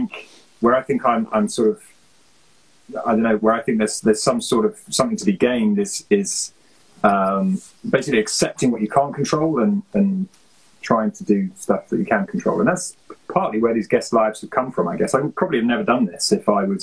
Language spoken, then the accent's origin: English; Worcestershire, West Midlands, United Kingdom; moved away; I'm from Worcestershire